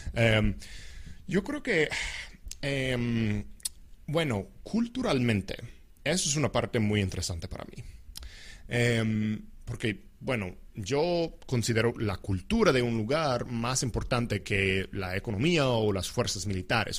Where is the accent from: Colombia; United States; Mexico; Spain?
United States; como un americano, como alguien que vive en los Estados Unidos